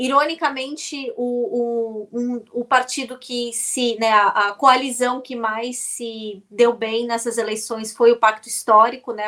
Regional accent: Brazil; nós, como brasileiros

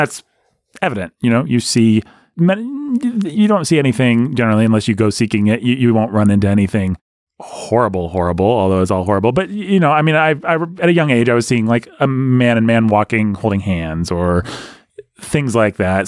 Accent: Bloomington, Indiana, United States; I grew up in Bloomington

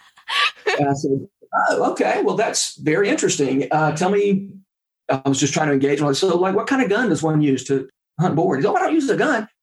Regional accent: Warner Robins, Georgia, United States; moved away as an adult; also born or lived in Nashville, Tennessee; I went down to my hometown for the summer to, to work on a remodeling crew

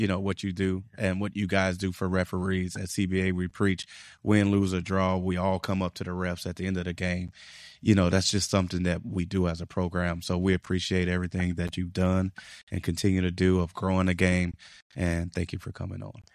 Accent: Chicago, Illinois, United States; growing up in Chicago

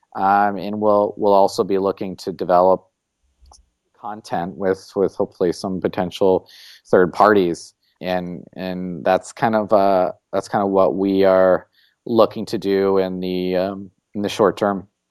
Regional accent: San Francisco, California, United States; I was, uh, born and raised in San Francisco

